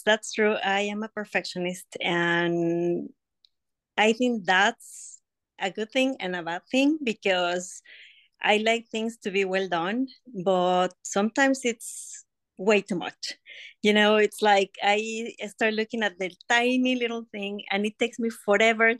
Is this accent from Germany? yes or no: no; Mexico; moved away as an adult; now in United States; I was born, raised, and everything in Mexico, and I moved to the USA 16 years ago